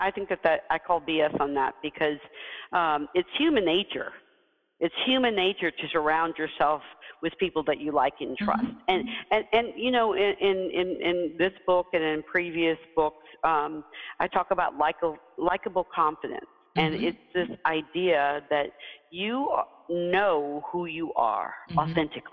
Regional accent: Deep South, United States; as a kid, you know, growing up in the Deep South, I was the first in my family to do many things

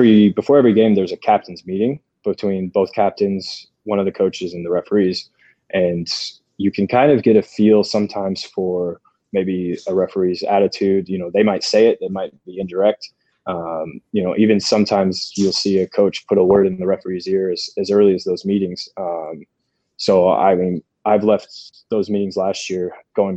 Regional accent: United States; also born or lived in Sweden; growing up in the States as a young player

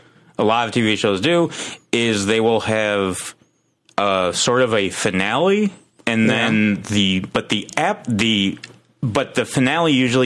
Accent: United States; I'm American.

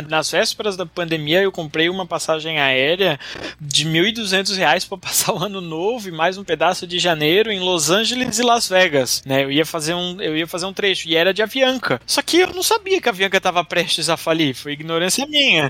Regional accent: Brazil; a gente é brasileiro

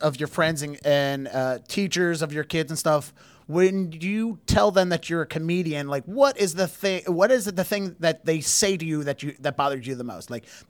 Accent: Baltimore, Maryland, United States; I'm from Baltimore. I know all about lacrosse.

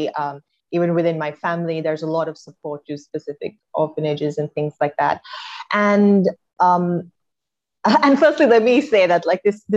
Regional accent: Colombo, Western Province, Sri Lanka; moved away as an adult; also born or lived in United States; I grew up in Colombo

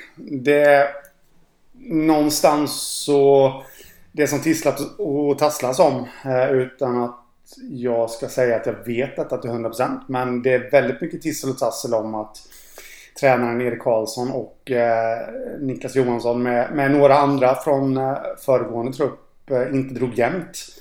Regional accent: Jönköping, Jönköping County, Sweden; jag är från Jönköping

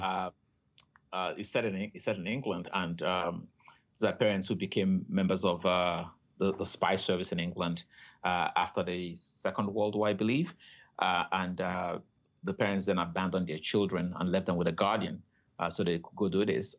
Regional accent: Nigeria; moved away as an adult; now in Canada; I grew up in Nigeria

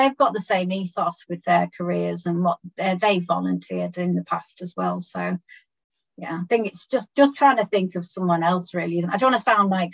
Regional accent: Birkenhead, North West England, United Kingdom; I was born in Birkenhead.

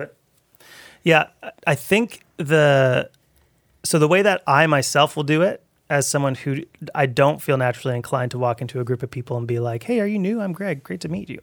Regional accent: Abbotsford, British Columbia, Canada; moved away; also born or lived in Towson; growing up in Abbotsford

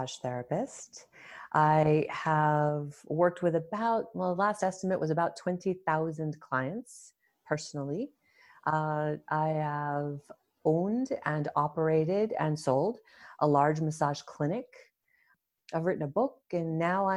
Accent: New England, United States; moved away as an adult; also born or lived in Toronto, Canada; I grew up in New England in the US and I thought of myself as somewhat adventurous. So I wanted to get out of the small state

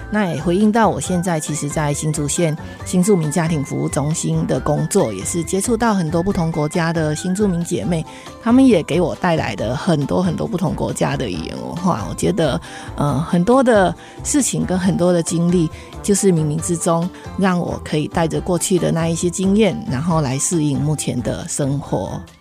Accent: Puning, Guangdong, China; now in Hsinchu County, Taiwan; 目前是新竹县新住民家庭服务中心的行政助理。那我来自中国大陆的广东省，大家一定会以为来自广东的人都会讲广东话， 可是呢，我不会讲广东话，我只会讲潮汕话，因为我的故乡是潮汕地区，离汕头很近，那我们的城市叫做普林市，一个普通邻近的地方

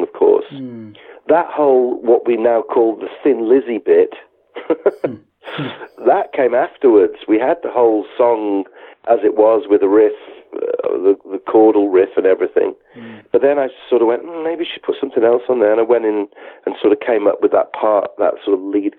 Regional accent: the Wirral, near Liverpool, North West England, United Kingdom; moved away; We grew up on the Wirral together, near Liverpool

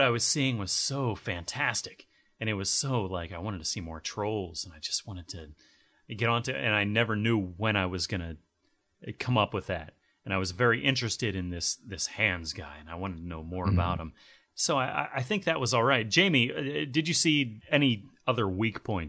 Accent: United States; I'm an American

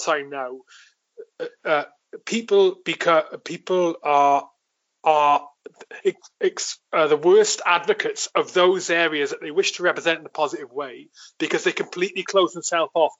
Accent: Wales, United Kingdom; moved away; I grew up in my village in Wales.

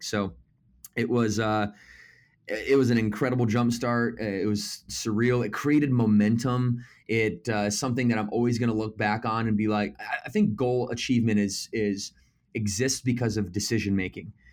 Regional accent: Battle Creek, Michigan, United States; moved away as an adult; also born or lived in Naples, Florida; Originally, I'm from Battle Creek, Michigan

